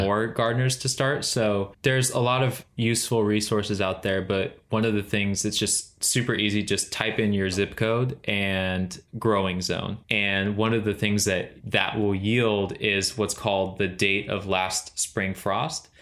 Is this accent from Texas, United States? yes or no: no; Central Valley, California, United States; moved away as an adult; now in Charleston, United States; we grew up in the Central Valley in California